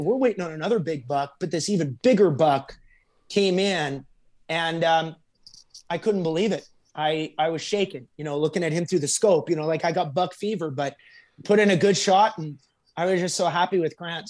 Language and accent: English; Alberta, Canada; now in Nashville, United States; I'm from Alberta